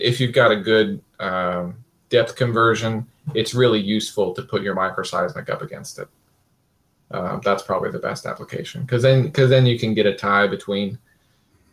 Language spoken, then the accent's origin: English; Kansas, United States; I grew up in Kansas